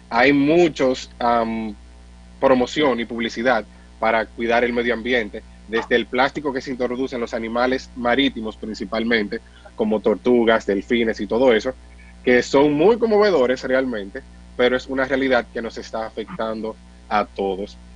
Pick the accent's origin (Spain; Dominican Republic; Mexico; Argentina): Dominican Republic; Porque como usted dice, que como dominicanos al fin creemos que somos